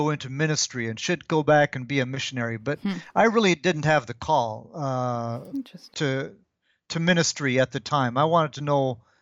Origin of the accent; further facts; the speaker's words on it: DR Congo; My parents were missionaries. So I arrived in Congo when I was uh, one years old. Hmm. This was before the country had gotten its independence, back when it was still Belgian Congo.